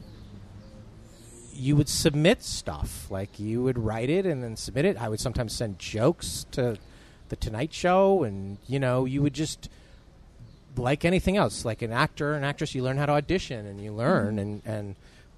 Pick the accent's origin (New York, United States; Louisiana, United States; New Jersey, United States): New York, United States; moved away as an adult; also born or lived in Los Angeles; being a New Yorker in L.A.